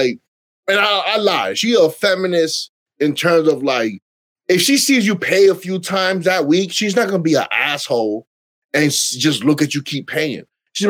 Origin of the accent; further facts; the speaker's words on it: New York City, New York, United States; also born or lived in Bronx; Born and raised in New York City.